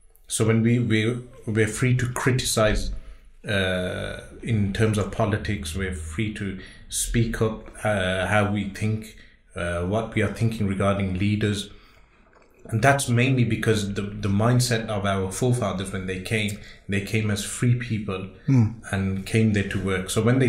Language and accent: English; Birmingham, West Midlands, United Kingdom; born and raised in Birmingham.